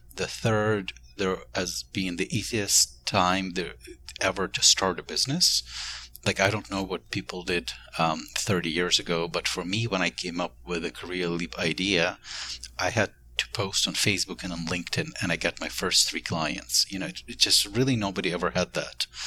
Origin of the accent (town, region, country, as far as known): Ukraine; born or raised there; moved away as an adult; now in United States